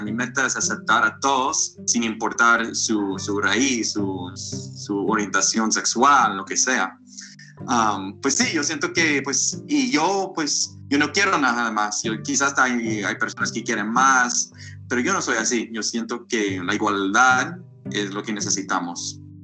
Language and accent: Spanish; United States; also born or lived in Guatemala; yo soy de Estados Unidos